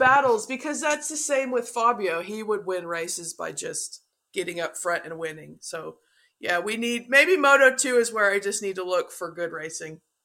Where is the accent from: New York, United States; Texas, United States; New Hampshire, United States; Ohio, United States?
Texas, United States; I'm from Texas